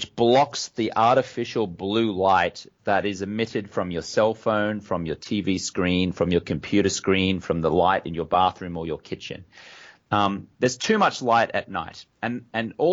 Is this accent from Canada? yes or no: no; Brisbane, Queensland, Australia; moved away as an adult; also born or lived in London, United Kingdom; now in United States; I grew up in Australia, as you can tell from my accent. Grew up in Brisbane, Australia.